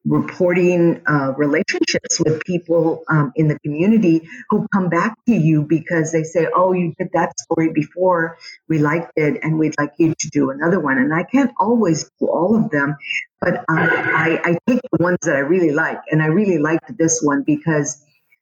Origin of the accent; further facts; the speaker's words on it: San Antonio, Texas, United States; I was born here on the West Side